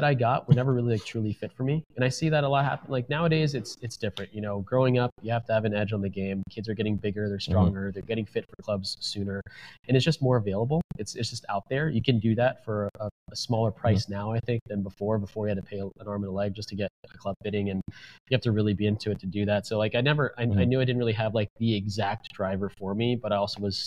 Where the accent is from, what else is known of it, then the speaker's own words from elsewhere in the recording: Oldsmar, Florida, United States; where I grew up in Oldsmar, Florida